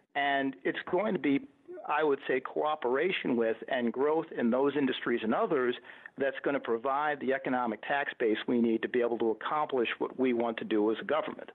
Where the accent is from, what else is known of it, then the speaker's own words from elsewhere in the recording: Buffalo, New York, United States; I grew up upstate in Buffalo in a working class family